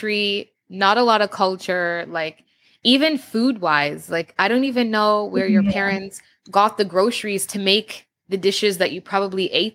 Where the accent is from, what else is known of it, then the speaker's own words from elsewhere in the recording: Canada; being born and raised in Canada